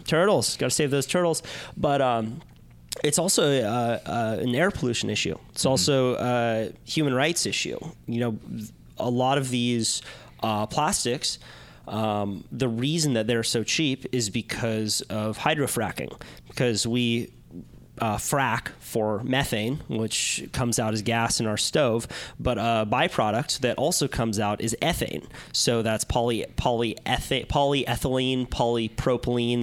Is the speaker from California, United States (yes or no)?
yes; Santa Cruz, California, United States; growing up in Santa Cruz, like I was, I was a beach kid